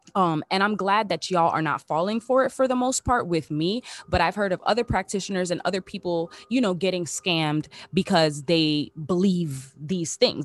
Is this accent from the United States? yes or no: yes; Miami, Florida, United States; moved away as an adult; also born or lived in Los Angeles; I'm back in my hometown, back in the three oh five period, back in my, back in my city